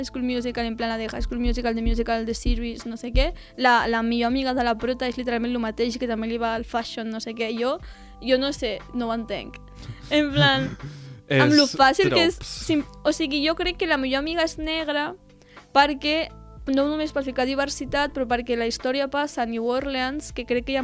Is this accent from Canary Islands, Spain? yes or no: no; Tarragona, Catalonia, Spain; jo sóc aquí de Tarragona